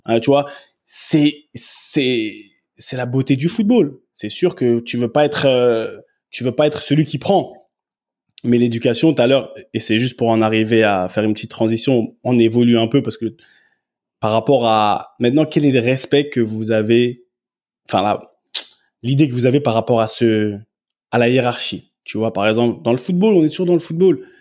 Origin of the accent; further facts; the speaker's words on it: France; moved away as an adult; also born or lived in England; je suis français. Et chez nous, grandi comme j'ai grandi, il y a des manières de parler